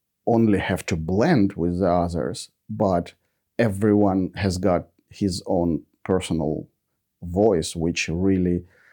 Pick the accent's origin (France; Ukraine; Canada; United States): Ukraine; now in Australia; I was born in Ukraine